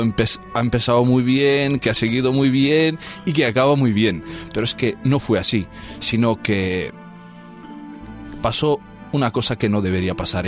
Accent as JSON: {"language": "Spanish", "region": "Transylvania", "country": "Romania", "moved": "yes", "lives_now": "Spain", "said": "todo el mundo conoce la parte de Rumanía de que vengo yo, porque es de moda hoy Transilvania"}